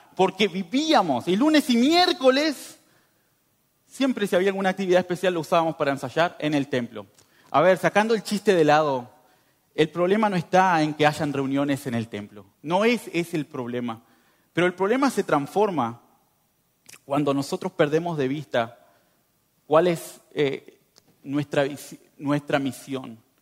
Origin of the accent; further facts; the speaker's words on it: northern Uruguay, Uruguay; moved away as an adult; now in Montenegro; Yo vengo de Uruguay, del norte